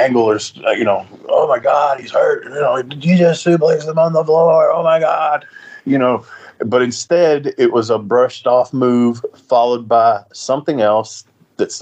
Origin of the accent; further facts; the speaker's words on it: Nashville, Tennessee, United States; I was from Nashville, and I really liked working in the fairgrounds